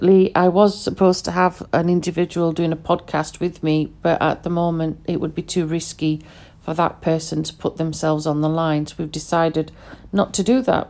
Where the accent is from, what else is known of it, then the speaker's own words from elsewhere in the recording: United Kingdom; first language Pashto; English is a second language; I'm educated in the UK. I'm born in the UK.